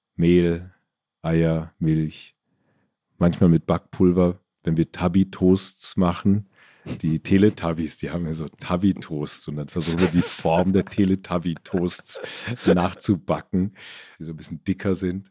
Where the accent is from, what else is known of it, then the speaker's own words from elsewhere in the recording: Stadtallendorf, Hesse, Germany; also born or lived in Marburg; now in Ammersee, Germany; Wir hatten bei uns in Stadt Allendorf so einen kleinen Dorfladen.